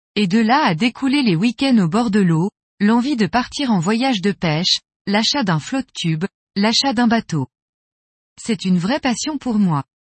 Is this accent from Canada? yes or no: no; Montpellier, Occitania, France; also born or lived in Tulle; Je suis originaire du sud de la France, de Montpellier.